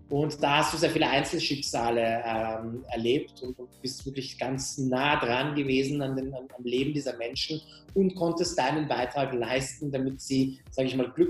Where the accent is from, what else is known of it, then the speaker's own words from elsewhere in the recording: Austria; born there; first language Persian; German is a second language; ich bin in Österreich geboren, äh, meine Eltern kommen aus dem Iran und ich habe als Kind zu Hause nicht Deutsch gesprochen, sondern Persisch gesprochen und habe Deutsch tatsächlich erst im Kindergarten gelernt.